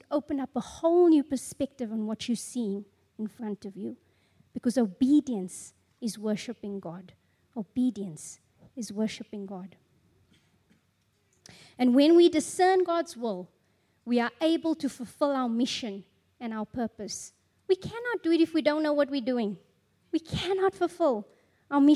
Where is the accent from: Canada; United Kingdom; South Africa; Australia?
South Africa; I'm a South African Zulu